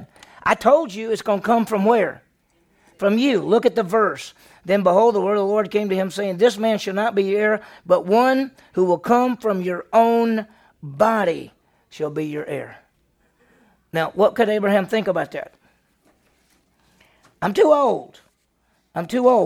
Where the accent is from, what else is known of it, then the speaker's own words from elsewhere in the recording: Meridian, Mississippi, United States; I grew up in Meridian, Mississippi, and it's a city